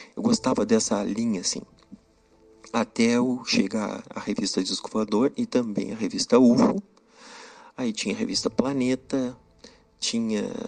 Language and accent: Portuguese; Santana do Livramento, Rio Grande do Sul, Brazil; Sou gaúcho, nascido em Santana do Livramento, na divisa com o Uruguai, com Rivera